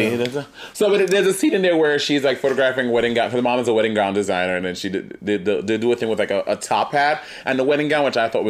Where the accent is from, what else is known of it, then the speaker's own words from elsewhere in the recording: New York City, New York, United States; Also, I grew up in New York City